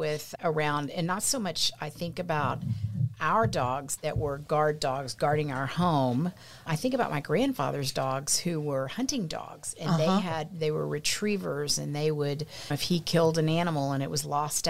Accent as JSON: {"language": "English", "town": "Pleasanton", "region": "Texas", "country": "United States", "tie": "born or raised there", "said": "I grew up in Pleasanton, Texas. We lived probably about, I don't know, 9-10 miles out of town, probably 8 or 9 miles out of town, lived on some property, always had animals, cattle, dogs, horses."}